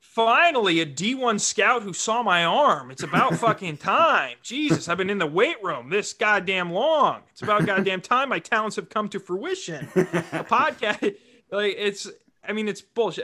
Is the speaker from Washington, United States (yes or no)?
no; Rapid City, South Dakota, United States; in South Dakota, like, I grew up in Rapid City.